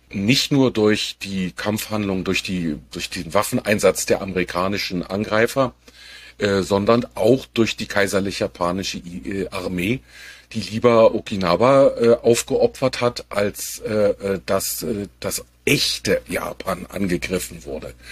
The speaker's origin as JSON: {"language": "German", "region": "Berlin", "country": "Germany", "said": "als Berliner"}